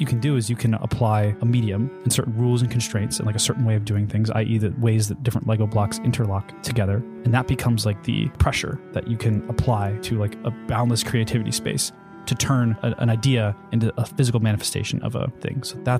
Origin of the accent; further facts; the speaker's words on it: Charlottesville, Virginia, United States; born there; So I was born in Charlottesville, Virginia, which coincidentally is actually where I went to school.